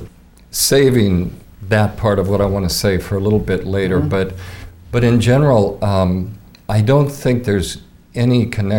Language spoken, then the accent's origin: English; Seattle, Washington, United States; moved away as an adult; also born or lived in Fairfield, Iowa; now in Coralville, United States; I was born in Seattle. I was raised on the West Coast. And, of course, I came to Fairfield with everybody else in the late 70s.